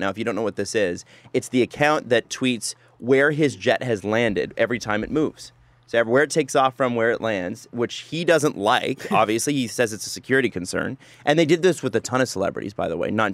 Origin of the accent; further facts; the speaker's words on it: Toronto, Ontario, Canada; Living in and growing up in Scarborough, which, by the way, is beautiful